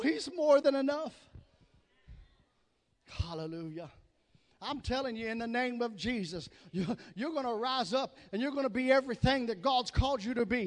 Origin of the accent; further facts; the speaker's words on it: the South, Southern United States, United States; accent: southern; that's my southern accent